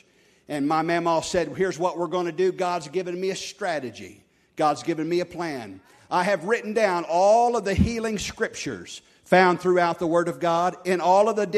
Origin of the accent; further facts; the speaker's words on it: Oklahoma, United States; our church growing up in Oklahoma here